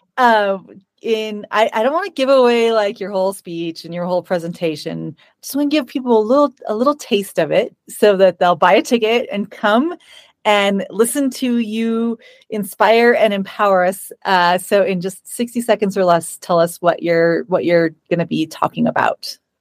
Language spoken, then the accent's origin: English; Bozeman, Montana, United States; I grew up in Bozeman